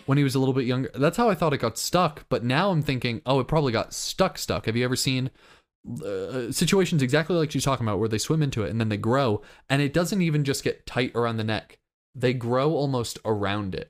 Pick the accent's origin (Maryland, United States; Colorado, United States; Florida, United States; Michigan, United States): Florida, United States; I'm from Florida.